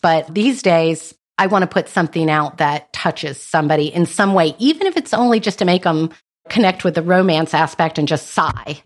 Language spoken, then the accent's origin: English; North Carolina, United States; I was born and raised in North Carolina.